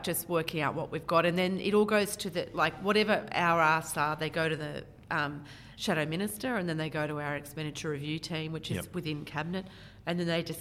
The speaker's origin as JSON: {"language": "English", "town": "Canberra", "region": "Australian Capital Territory", "country": "Australia", "tie": "born or raised there", "moved": "yes", "lives_now": "Maitland, Australia", "said": "I was born in Canberra."}